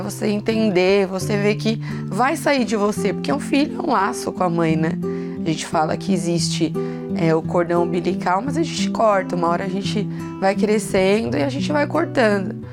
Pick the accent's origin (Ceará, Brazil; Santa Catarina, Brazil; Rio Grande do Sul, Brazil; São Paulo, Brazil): São Paulo, Brazil; eu sou de Interlagos